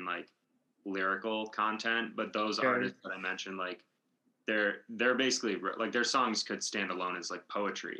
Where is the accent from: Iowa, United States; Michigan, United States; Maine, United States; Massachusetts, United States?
Michigan, United States; moved away; I'm from Michigan originally